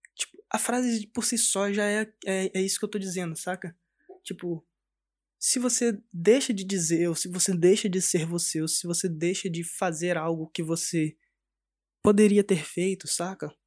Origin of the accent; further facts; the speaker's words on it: Cariacica, Espírito Santo, Brazil; Eu cresci lá no Espírito Santo, sou do Espírito Santo, de Cariacica, perto de Vitória.